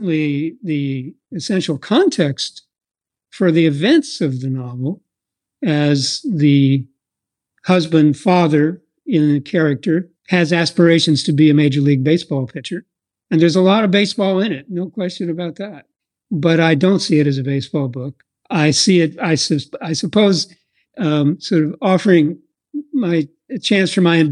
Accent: Iowa, United States; moved away; I was raised in a very small town in Iowa, about 20 miles east of Des Moines

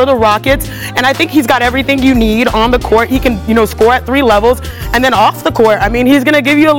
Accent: Houston, Texas, United States; I'm from Houston, Texas

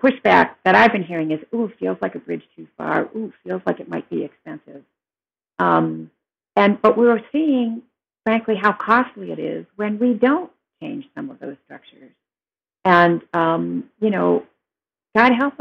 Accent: Detroit, Michigan, United States; moved away as an adult; also born or lived in California / Chicago / Oakland; in Detroit, in the 60s and 70s when I was growing up

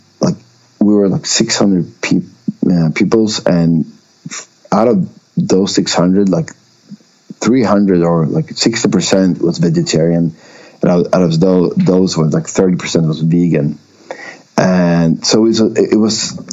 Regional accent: Umeå, Västerbotten County, Sweden; English is a second language; moved away as an adult; also born or lived in northern Sweden / small island in southern Sweden; when I was five or six years, we moved to Umeå, so that's where I grew up

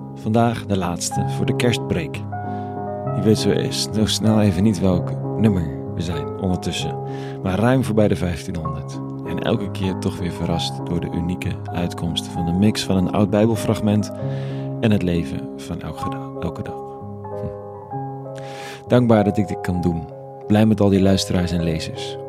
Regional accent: Netherlands; als Nederlanders

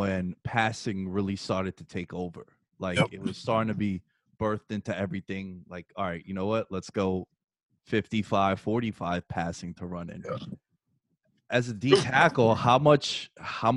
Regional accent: New York, United States; I'm from New York

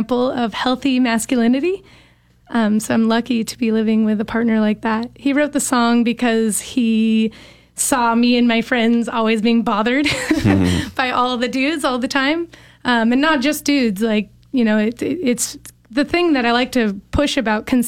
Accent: Bakersfield, California, United States; moved away; We're all from Bakersfield, California originally

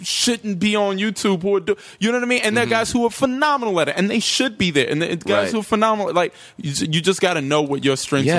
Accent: North Carolina, United States; I grew up in North Carolina.

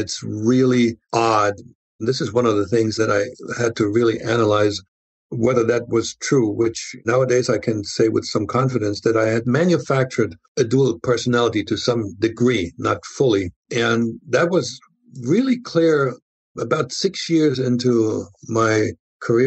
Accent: Germany; moved away as an adult; now in United States

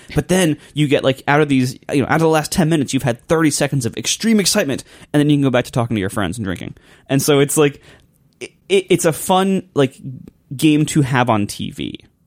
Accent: Ohio, United States; I'm from Ohio

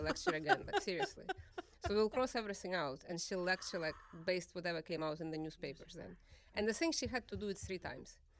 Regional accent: Kyiv, Ukraine; now in United States; I grew up in the capital city of Kyiv

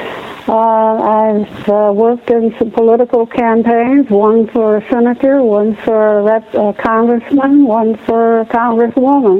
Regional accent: the South, United States; my own nanny when I was growing up in the South

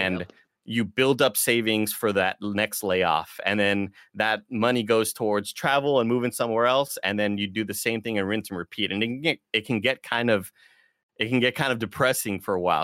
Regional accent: Rio Grande Valley, Texas, United States; moved away as an adult; also born or lived in Austin; now in San Francisco, United States; I'm from the Rio Grande Valley

